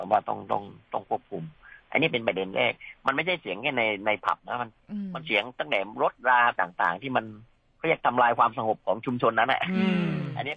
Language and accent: Thai; Krabi, Thailand; บ้านผมอยู่กระบี่